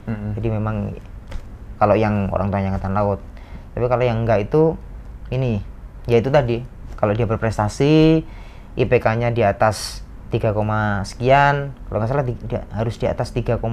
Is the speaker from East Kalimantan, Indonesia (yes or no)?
no; Bojonegoro, East Java, Indonesia; saya aslinya dari Bojonegoro dari Bojonegoro